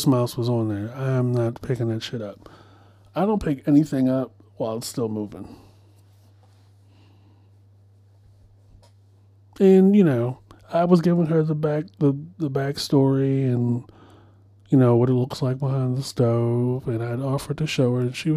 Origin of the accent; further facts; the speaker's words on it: Baltimore, Maryland, United States; moved away; I'm from Baltimore